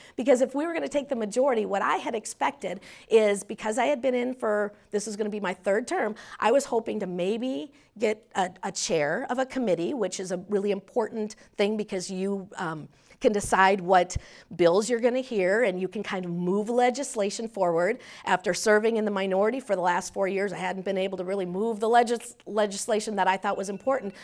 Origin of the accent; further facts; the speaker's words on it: Minnesota, United States; also born or lived in Paynesville, Minnesota; We'd lived there till I was, um, seven, and then we moved to the metro